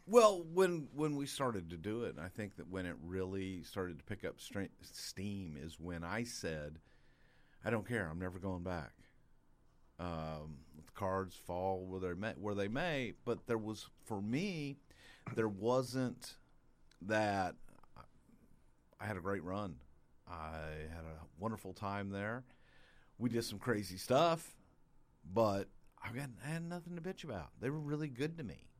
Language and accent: English; Texas, United States; I was a kid from Texas